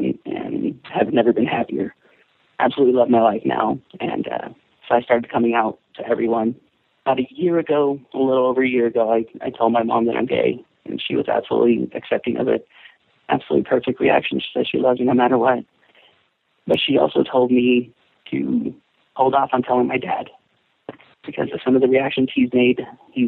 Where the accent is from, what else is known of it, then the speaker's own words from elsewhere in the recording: Texas, United States; moved away as an adult; now in Arizona, United States; I was born and raised in Texas.